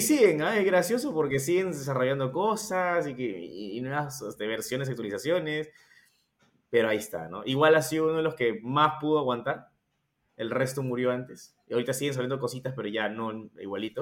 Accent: Peru; nosotros somos de Perú

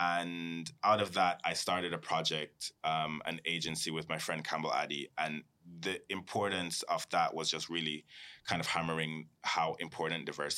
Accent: Jamaica; also born or lived in Cayman Islands; because I come from a space where both when I was growing up in Jamaica and in Cayman, I was never just surrounded by people who looked like me.

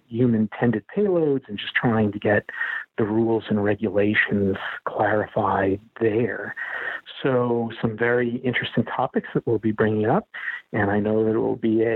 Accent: Montana, United States; moved away; I'm from Montana

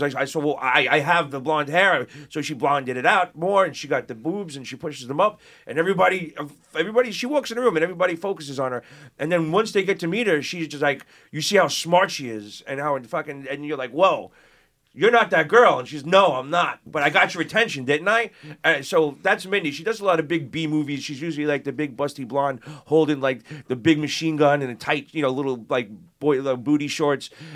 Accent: New York City, New York, United States; growing up in Brooklyn and Queens

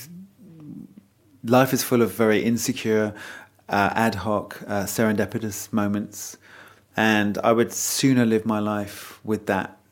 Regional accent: Essex, East of England, United Kingdom; also born or lived in North Wales; I was born in North Wales. I was raised in Essex.

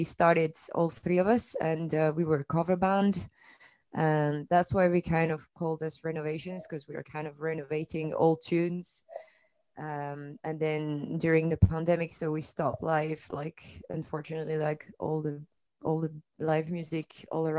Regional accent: France; moved away as an adult; now in Edinburgh, United Kingdom; I come from France. I've been here 5 years almost

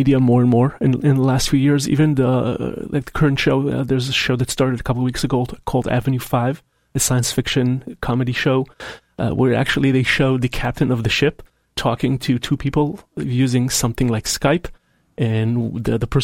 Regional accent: Israel; now in Seattle, United States; my home country of Israel

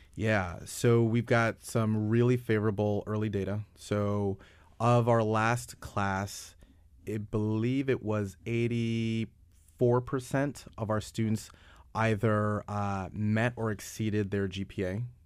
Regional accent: New York, United States; I'm from New York

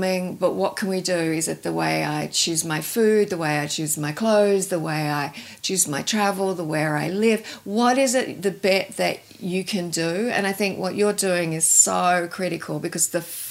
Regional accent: Tasmania, Australia; I grew up in Tasmania.

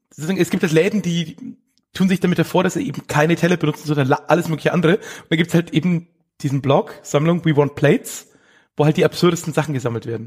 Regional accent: Erlangen, Bavaria, Germany; ich bin in Erlangen geboren

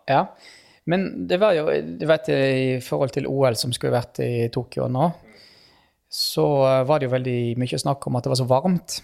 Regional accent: Western Norway, Norway; jeg kommer fra Vestlandet

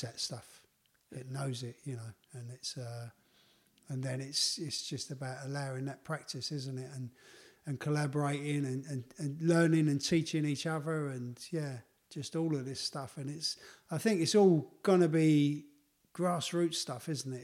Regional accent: London, United Kingdom; my life growing up in the East End of London

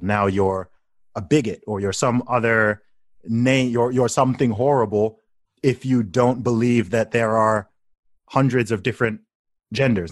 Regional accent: Saudi Arabia; now in United Kingdom; I grew up in Saudi Arabia

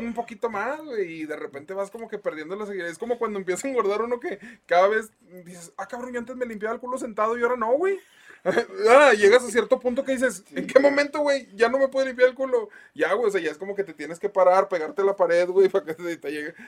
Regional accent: Monterrey, Nuevo León, Mexico; como regios

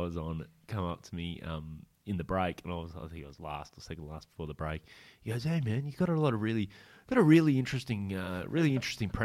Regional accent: Corowa, New South Wales, Australia; also born or lived in Newcastle, Australia; I grew up for a lot of my childhood. Out in a small country town called Corowa, and then we moved to Newcastle

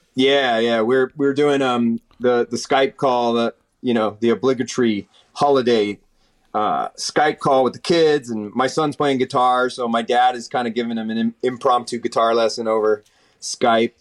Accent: East Bay, Northern California, United States; also born or lived in San Leandro, California / Hayward, California / Pleasanton, California; I grew up in Northern California, born and raised in Northern California, in the Bay Area, the East Bay we call it

